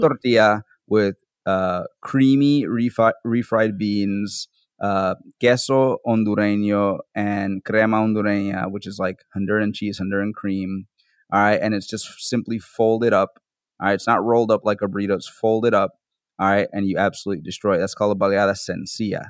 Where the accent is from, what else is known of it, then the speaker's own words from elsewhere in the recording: New Orleans, Louisiana, United States; also born or lived in Bronx, New York; I'm from New Orleans, so I was working there for a while as a cook